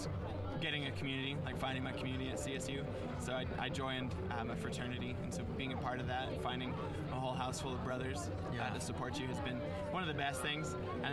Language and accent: English; Colorado, United States; So I'm from Colorado, from a very small rural town in southeastern Colorado.